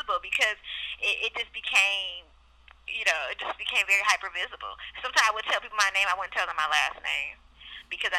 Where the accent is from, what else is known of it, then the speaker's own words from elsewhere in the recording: Oakland, California, United States; I grew up in Oakland